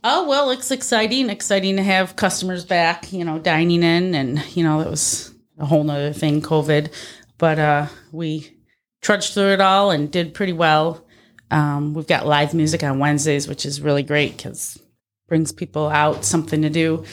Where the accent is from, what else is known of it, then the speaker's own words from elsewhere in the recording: Darien, New York, United States; I grew up out in Darien, went to Pembroke. So, uh, Batavia was, like, the big city for me